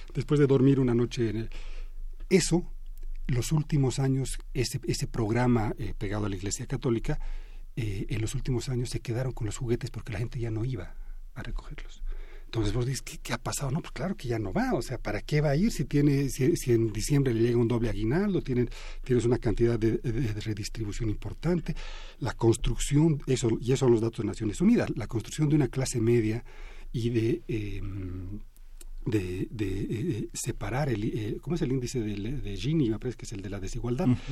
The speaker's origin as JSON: {"language": "Spanish", "country": "Bolivia", "moved": "yes", "lives_now": "Mexico", "said": "yo soy boliviano de origen, pero bueno, he ido y venido, digamos, en distintos momentos"}